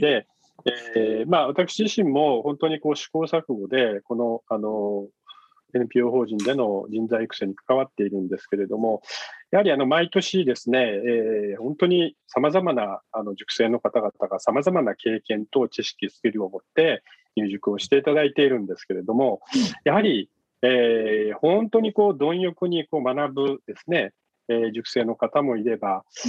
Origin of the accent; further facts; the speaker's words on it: Yame, Fukuoka, Japan; now in Fukuoka, Japan; 福岡県、生まれは、あの、8つの女と書いて、やめっていうですね、はいえー、 お 茶が、お茶で有名なところ なんですけれども、はい、ねは い、あの、そこで生まれ育ちました